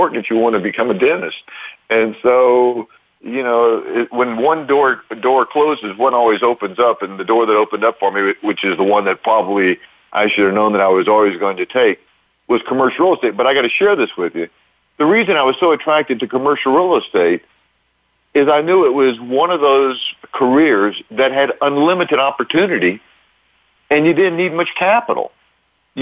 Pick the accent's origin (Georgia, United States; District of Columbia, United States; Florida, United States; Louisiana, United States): Louisiana, United States; Lake Charles; now in Orlando, United States; I'm from Louisiana. I grew up in a neat little city in Southwest Louisiana called Lake Charles, not too far from Texas